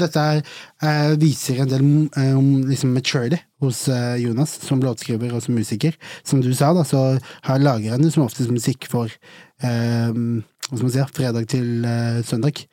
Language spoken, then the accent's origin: Norwegian; Arendal, Agder, Norway; hjembyen min